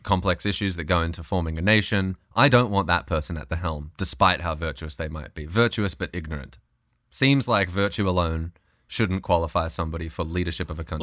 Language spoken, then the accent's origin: English; Australia; moved away as an adult; now in United States